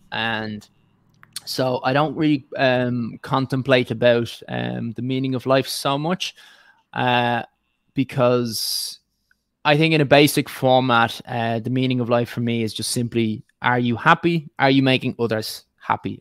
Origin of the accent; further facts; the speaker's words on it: Dublin, Leinster, Ireland; accent: northern Dublin; also born or lived in County Clare / County Meath; the accent is uh, from Dublin, S- slightly northern Dublin